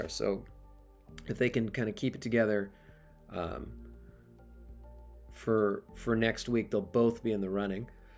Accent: New York, United States; As a New Yorker

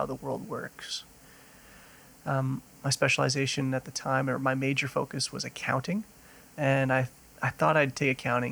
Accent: Ottawa, Ontario, Canada; also born or lived in Grande Prairie, Alberta; now in Calgary, Canada; growing up in Ottawa, Ottawa is known for being a government city and very bureaucratic

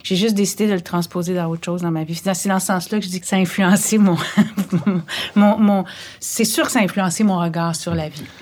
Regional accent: Montreal, Quebec, Canada; also born or lived in Anjou, Montreal; J'ai grandi, ben, je suis née euh, sur la rue d'Orion, à Montréal

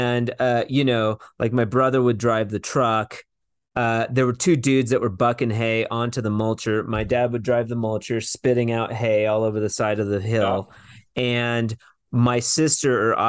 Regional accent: Washington, United States; we grew up in Washington

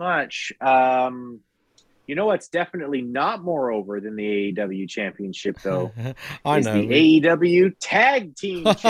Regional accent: East Los Angeles, California, United States; born there; That's right. I was born in East LA.

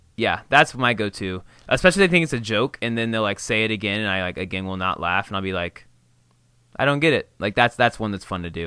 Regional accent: Indiana, United States; growing up in Indiana

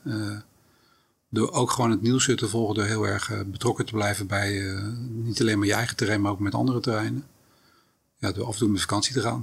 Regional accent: Rotterdam, South Holland, Netherlands; also born or lived in The Hague; opgegroeid in Rotterdam-Zuid

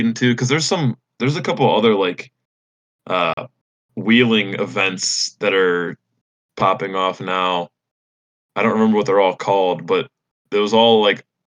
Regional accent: Illinois, United States; I'm from Illinois

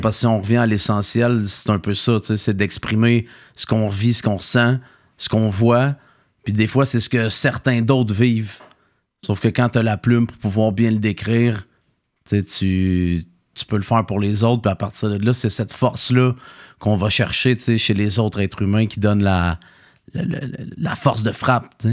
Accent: Saint-Hyacinthe, Quebec, Canada; je viens de Saint-Hyacinthe

